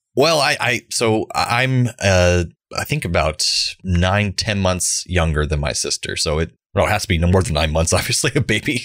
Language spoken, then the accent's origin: English; Central Florida, United States; born or raised there